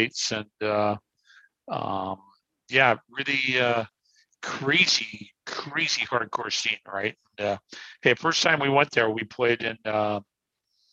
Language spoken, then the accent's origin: English; Canada; we're just Canadians